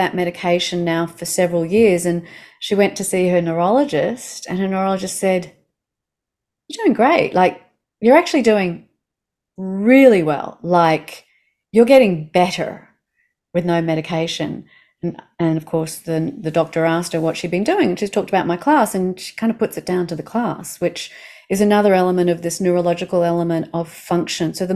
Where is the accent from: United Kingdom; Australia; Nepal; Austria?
Australia; I'm an Australian